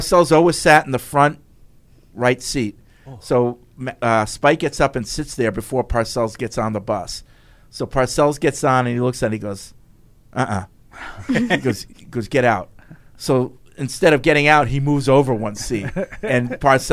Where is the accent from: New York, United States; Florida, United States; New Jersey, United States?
New Jersey, United States; Manalapan; moved away; I used to live in New Jersey